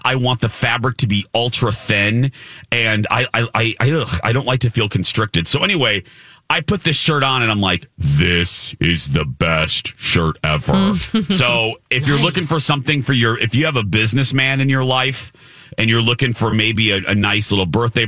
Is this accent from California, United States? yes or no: no; Minneapolis, Minnesota, United States; We're from Minneapolis